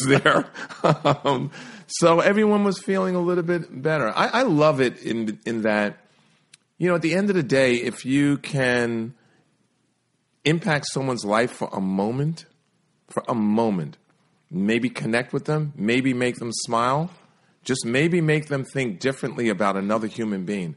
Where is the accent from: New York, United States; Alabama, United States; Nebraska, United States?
New York, United States; New York City; grew up in New York City